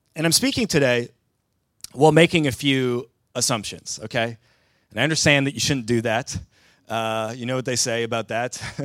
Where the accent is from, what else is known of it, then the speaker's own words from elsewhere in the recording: southern Ontario, Canada; moved away as an adult; now in Sweden; as a Canadian who grew up in the southern part of the province of Ontario